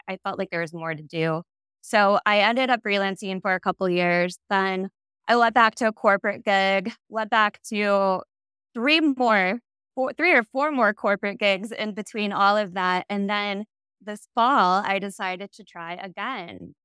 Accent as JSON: {"language": "English", "region": "Ohio", "country": "United States", "tie": "born or raised there", "also_born_or_lived": "Chicago, Illinois", "moved": "as an adult", "lives_now": "Seattle, United States", "said": "I am from the Midwest. I, I grew up in the Ohio area, but I went to school in Chicago and stayed for the first eight-ish years of my career"}